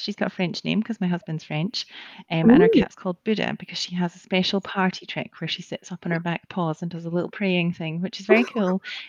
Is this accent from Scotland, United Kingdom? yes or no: yes; Scotland, United Kingdom; also born or lived in Aberdeen; I live in Aberdeen. I've lived in Aberdeen for 10 years. I am from Scotland.